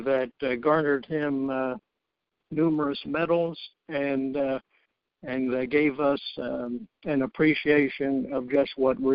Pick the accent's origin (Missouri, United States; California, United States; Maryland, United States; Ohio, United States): Maryland, United States; Baltimore; now in Elgin, United States; I was born and raised in Baltimore, Maryland, and worked for 43 years for corporate America